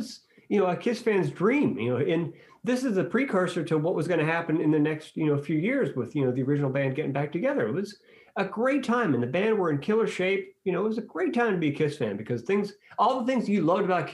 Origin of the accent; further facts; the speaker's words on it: Pittsburgh, Pennsylvania, United States; in your hometown